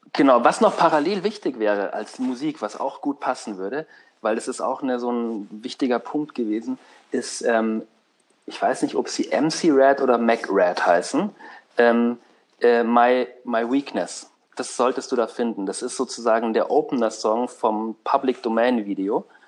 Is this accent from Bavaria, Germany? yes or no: yes; Unterschleißheim, Bavaria, Germany; unter Schleißheim so, ähm, wo ich aufgewachsen bin